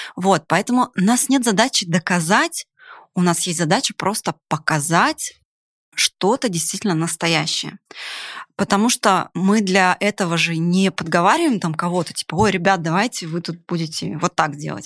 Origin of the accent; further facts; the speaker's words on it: Yakutia, Sakha Republic, Russia; moved away as an adult; also born or lived in Siberia / Ural; now in Moscow, Russia; Вообще я из Сибири, Урала, родилась в далекой Якутии. И после университета так сложилась судьба, что, конечно же, я переехала в Москву.